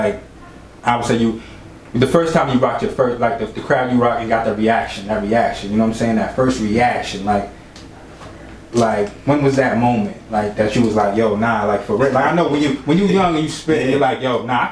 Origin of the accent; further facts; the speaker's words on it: New York City, New York, United States; moved away; I'm originally from New York, like from Brooklyn